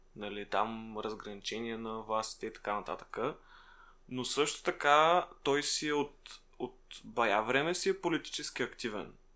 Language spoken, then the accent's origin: Bulgarian; Shumen, Shumen Province, Bulgaria; в Шумен, откъдето съм аз